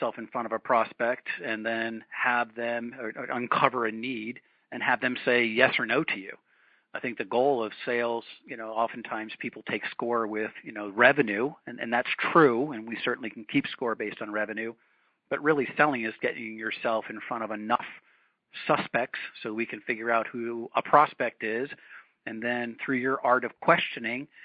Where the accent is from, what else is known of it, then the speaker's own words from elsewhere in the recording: New England, United States; I grew up in New England